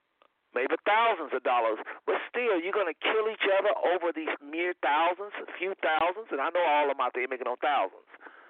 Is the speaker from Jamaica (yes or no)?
yes; Jamaica; I'm from Jamaica, though, from the Caribbean.